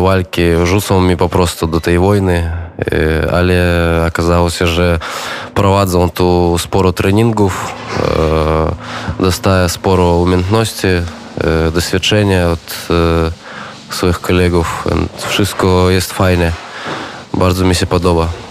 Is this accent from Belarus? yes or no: yes; Minsk, Belarus; Polish is a second language; moved away as an adult; also born or lived in Poland; mam 21 rok, jestem z Mińsku.